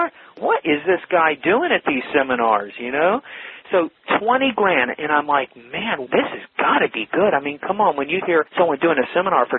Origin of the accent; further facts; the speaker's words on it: Atlanta, Georgia, United States; moved away as an adult; also born or lived in Alabama / San Diego, California; now in California, United States; I'm a Southern boy, and grew up in Atlanta